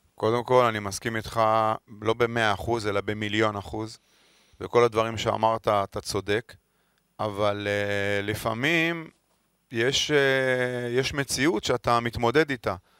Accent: Holon, Tel Aviv District, Israel; moved away as an adult; now in Tel Aviv, Israel; אני גר 20 שנה בתל אביב, ועד היום כששואלים אותי מאיפה אתה, אני אומר מחולון, לא מתל אביב

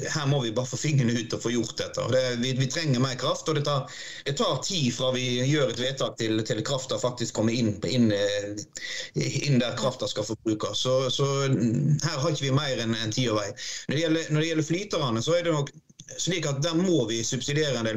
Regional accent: Odda, Vestland, Norway; jeg kommer jo fra Odda, det er et industrisamfunn. Og når jeg vokste opp, så var fjorden eh, rødere enn rød

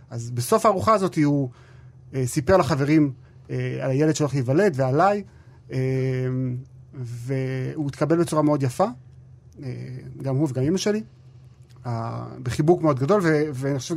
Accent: Alon Shvut, West Bank, Israel; גדלתי והתחנכתי באלון שבות, בבית ספר היסודי שם, אחרי זה בישיבת נווה שמואל באפרת, ובישיבת הקיבוץ הדתי בעין צורים.

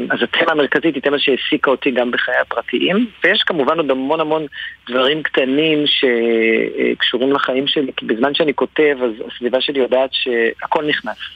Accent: Central District, Israel; now in Tel Aviv, Israel; אני, אני גדלתי במרכז, אני גר היום בתל אביב, שירתתי בצבא בדרום

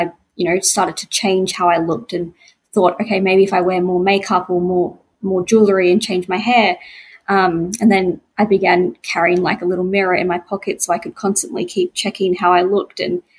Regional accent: Brisbane, Queensland, Australia; I'm from Brisbane, Queensland, and I'm a very creative person

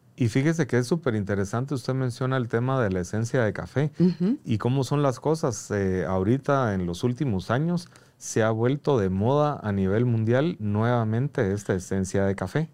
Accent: Guatemala; como guatemaltecos

